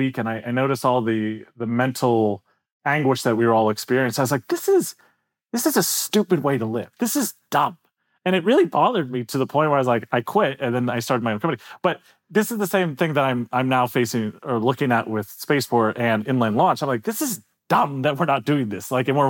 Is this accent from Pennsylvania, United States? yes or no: yes; Pittsburgh, Pennsylvania, United States; I'm from Pittsburgh